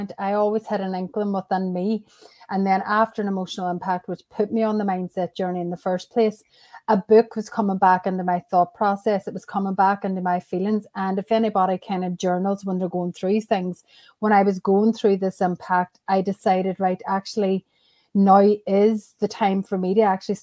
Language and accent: English; Northern Ireland, United Kingdom; also born or lived in Australia; now in Ireland; I'm from Ireland, basically, but I'm from Northern Ireland and I currently live in the South